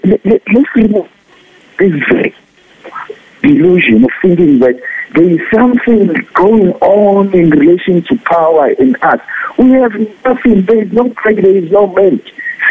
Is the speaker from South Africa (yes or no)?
yes; South Africa; we as South African natives